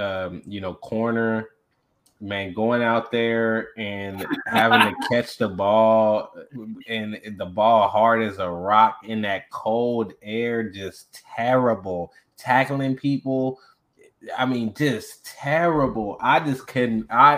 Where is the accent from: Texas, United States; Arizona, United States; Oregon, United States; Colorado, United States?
Texas, United States; Houston; we grew up in Houston.